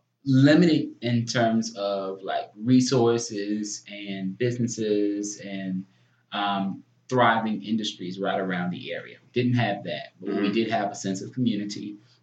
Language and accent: English; the Lowcountry, near Santee off I-95, South Carolina, United States; I am from a small town in the low country. It's called Utahville.